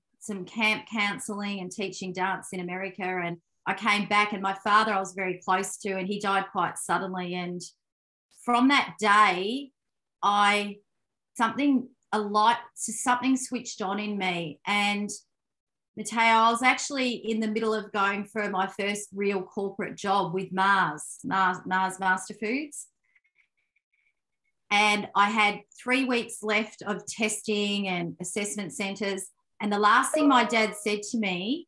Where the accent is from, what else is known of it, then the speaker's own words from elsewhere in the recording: Melbourne, Victoria, Australia; I grew up in Melbourne, Victoria, Australia, Italian Australian parents